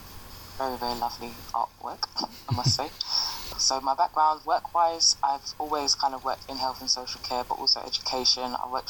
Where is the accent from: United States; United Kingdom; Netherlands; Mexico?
United Kingdom; Essex, East of England; moved away as an adult; also born or lived in East London; now in London, United Kingdom; am Black Caribbean, both Jamaican and Bayesian. My background, so I grew up in Essex, in all honesty. I've been an Essex girl, so to speak, the majority of my life. I moved to East London in my early 20s.